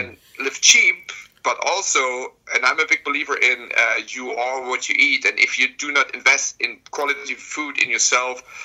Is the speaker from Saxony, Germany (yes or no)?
yes; Dresden, Saxony, Germany; I lived in Dresden, my hometown